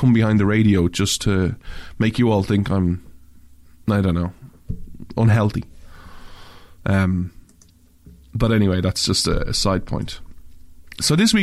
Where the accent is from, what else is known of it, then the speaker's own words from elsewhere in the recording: Canada; as a Canadian